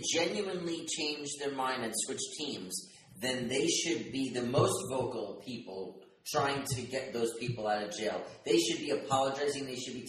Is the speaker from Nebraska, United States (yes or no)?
no; New York City, New York, United States; I grew up in Brooklyn, in Bensonhurst. Right. It was a predominantly Italian and Jewish neighborhood. But it was a white neighborhood, by and large, 90%